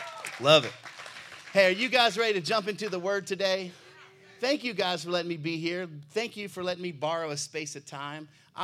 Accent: Baltimore, Maryland, United States; I come all the way from Baltimore.

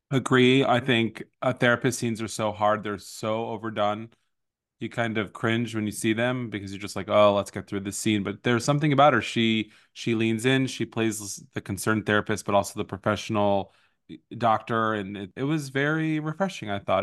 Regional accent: East Coast, United States; now in Los Angeles, United States; I was raised on the East Coast.

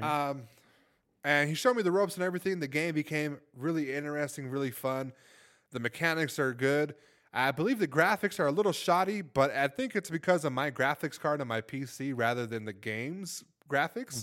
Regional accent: Los Angeles, California, United States; moved away; I'm from Los Angeles

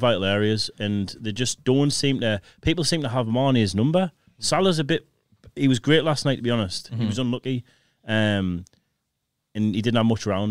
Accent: North East England, United Kingdom; we're North East lads

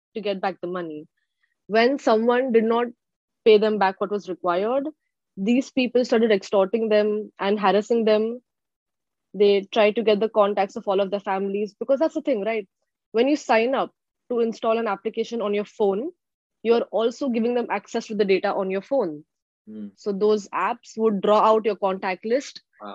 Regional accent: Mumbai, Maharashtra, India; moved away as an adult; now in Seattle, United States; originally, I'm from Mumbai, India

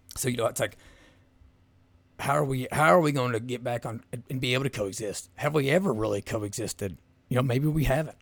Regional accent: Southeast Kentucky, United States; growing up in Southeast Kentucky

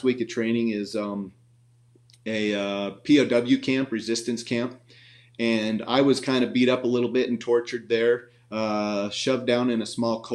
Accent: Montana, United States; now in Spanish Fork, United States; I grew up in Montana. I was a country boy, grew up on a farm

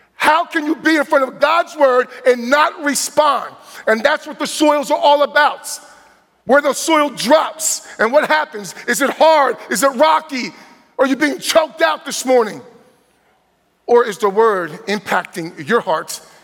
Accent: New Jersey, United States; moved away; also born or lived in Midwest; born and raised from New Jersey and growing up in New Jersey

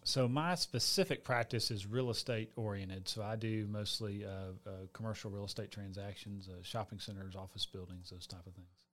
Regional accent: Atlanta, Georgia, United States; also born or lived in Gainesville, Georgia; I know my family is six generations Atlanta. So I was born in Atlanta.

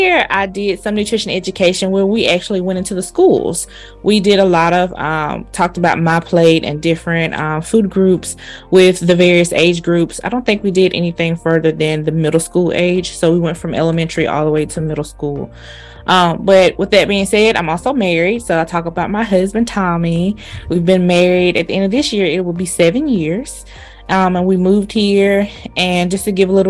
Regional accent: Selma, Alabama, United States; I am originally from Alabama, small town, Selma, Alabama.

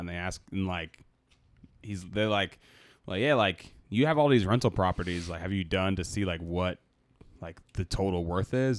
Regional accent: Boston, Massachusetts, United States; I'm from Boston

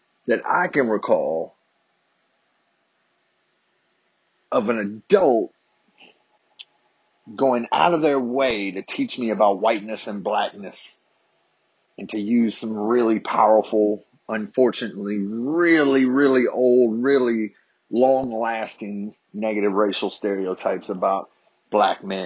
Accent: Harrisonburg, Virginia, United States; a summer camp in my hometown of Harrisonburg, Virginia

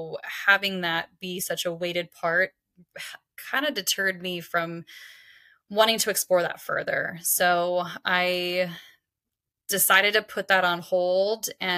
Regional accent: Kansas, United States; I'm originally from Kansas, and I have moved around quite a bit in my life, but Kansas is definitely home.

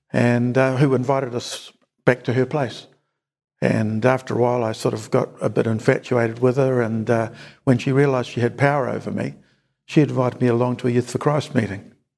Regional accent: Napier, Hawke's Bay, New Zealand; also born or lived in Auckland; First 24 years in Napier, but I grew up in Auckland.

